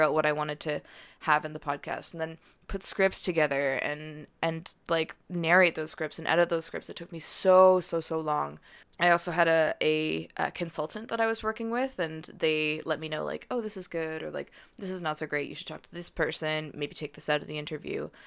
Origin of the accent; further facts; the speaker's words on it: Calgary, Alberta, Canada; also born or lived in Victoria; now in Vancouver, Canada; I'm from Calgary